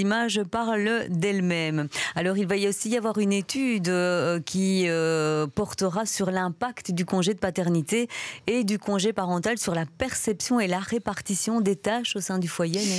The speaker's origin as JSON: {"language": "French", "country": "Belgium", "said": "chez nous, en Belgique"}